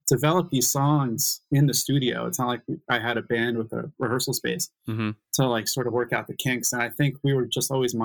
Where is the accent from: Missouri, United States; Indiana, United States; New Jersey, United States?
New Jersey, United States; Bergen County; moved away as an adult; also born or lived in New York City; now in Los Angeles, United States; where I was growing up in Bergen County, New Jersey